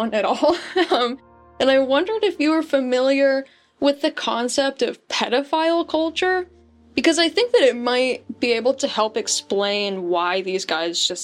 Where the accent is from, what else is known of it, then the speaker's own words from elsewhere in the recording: Idaho, United States; I'm from Idaho